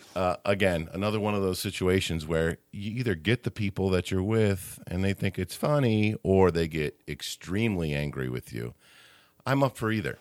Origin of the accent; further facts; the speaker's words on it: Midwest, United States; I'm showing myself as a Midwesterner by calling her Aunt Bethany